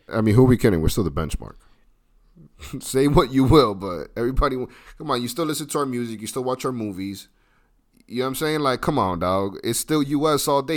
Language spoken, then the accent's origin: English; United States; as an American